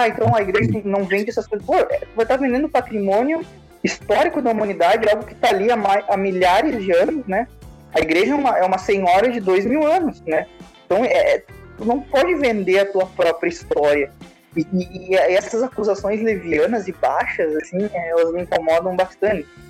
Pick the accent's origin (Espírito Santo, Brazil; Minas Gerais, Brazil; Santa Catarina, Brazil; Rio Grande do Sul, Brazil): Rio Grande do Sul, Brazil; Santana do Livramento; eu sou de Santana, lateral de Santana do Livramento